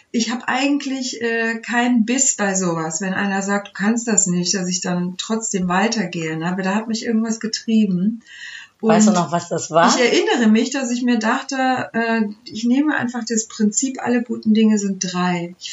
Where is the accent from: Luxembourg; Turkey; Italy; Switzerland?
Turkey; now in Germany; Und ich war so weit weg von einem musikalischen Umfeld, dass ich als Türkin dachte, in Deutschland gibt es nur Kirchenchöre, äh, bei denen ich mich bewerben kann.